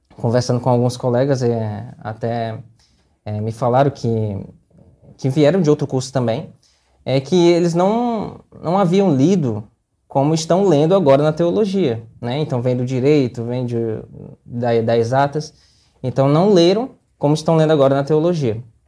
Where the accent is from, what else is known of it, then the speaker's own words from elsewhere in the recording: Teresina, Piauí, Brazil; moved away; sou natural de Teresina, no Piauí